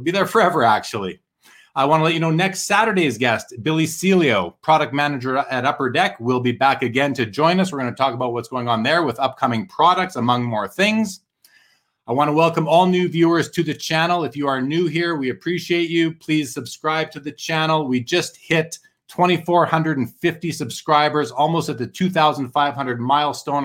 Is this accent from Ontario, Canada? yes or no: no; Winnipeg, Manitoba, Canada; I grew up in Winnipeg, which is north of North Dakota